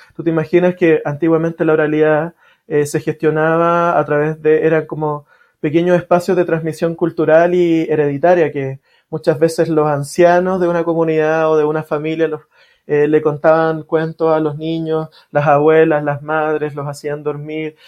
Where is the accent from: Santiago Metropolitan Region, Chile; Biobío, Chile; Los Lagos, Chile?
Santiago Metropolitan Region, Chile; Santiago; yo crecí en una población, en Cerro Navia.